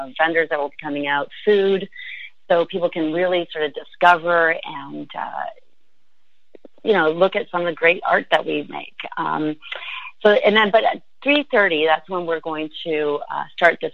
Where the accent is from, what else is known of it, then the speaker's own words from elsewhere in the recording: St. Catharines, Ontario, Canada; home is, in the sense of physically home, I was raised in St. Catharines